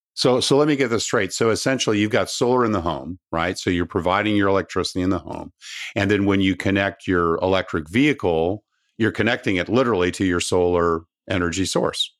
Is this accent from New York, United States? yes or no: no; Southern California, United States; growing up in Southern California